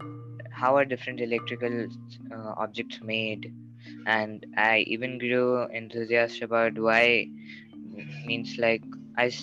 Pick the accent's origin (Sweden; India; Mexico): India; I'm from India.